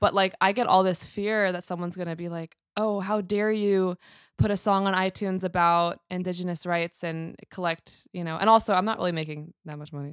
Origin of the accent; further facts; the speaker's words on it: New York City, New York, United States; now in Long Beach, United States; Born and raised in New York City, currently based out of Long Beach, California